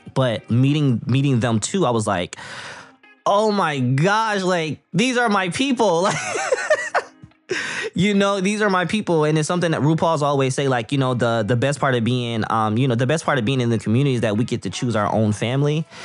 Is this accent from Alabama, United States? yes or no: no; Flint, Michigan, United States; I'm from Flint, Michigan. I'm born and raised here